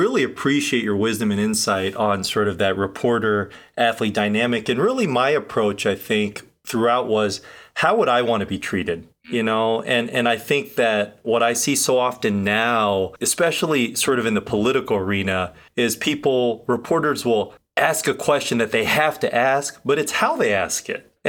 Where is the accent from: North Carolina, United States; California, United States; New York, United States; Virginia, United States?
Virginia, United States; Mount Vernon; I'm from Mount Vernon, just outside of DC. Went to Mount Vernon High School in Alexandria, Virginia